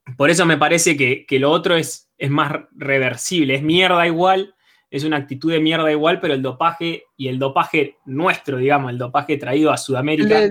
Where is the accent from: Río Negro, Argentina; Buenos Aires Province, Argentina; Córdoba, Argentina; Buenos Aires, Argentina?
Río Negro, Argentina; General Roca; now in Neuquén, Argentina; Yo nací en General, General Roca.